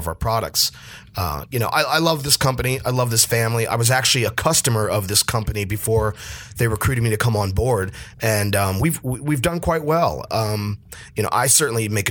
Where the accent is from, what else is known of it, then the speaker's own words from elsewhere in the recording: Allentown, Pennsylvania, United States; moved away as an adult; now in Seattle, United States; I was in outside of Philadelphia, where I grew up. I'm from Pennsylvania.